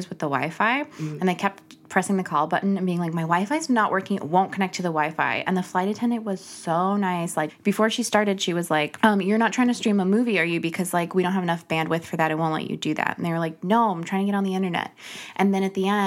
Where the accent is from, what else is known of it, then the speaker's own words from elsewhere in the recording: Arizona, United States; I'm from Arizona